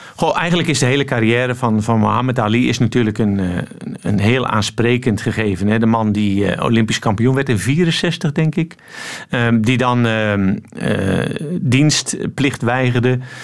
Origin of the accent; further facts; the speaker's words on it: Netherlands; now in Antwerp, Belgium; je bent geboren in Nederland, dus dat blijf je